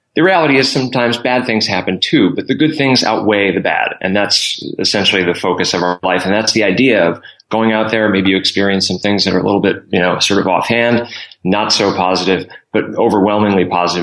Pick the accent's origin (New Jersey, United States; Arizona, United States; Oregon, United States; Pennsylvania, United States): Pennsylvania, United States; Scranton; Scranton, Pennsylvania.